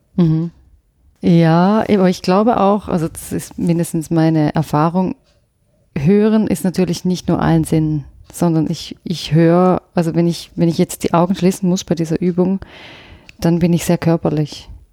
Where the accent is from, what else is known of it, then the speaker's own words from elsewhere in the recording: Thurgau, Switzerland; accent: Thurgau German; first language Swiss German; moved away; also born or lived in Lucerne / London / Vienna; wo ich, wo ich aufgewachsen bin. Ich bin ja nicht aus der Innerschweiz, sondern ich komme aus der Gren von der Grenze